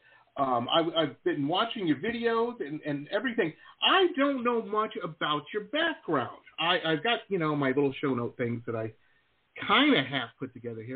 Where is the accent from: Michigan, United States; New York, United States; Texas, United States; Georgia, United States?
Michigan, United States; Detroit; moved away as an adult; also born or lived in Boston; I grew up in Metro Detroit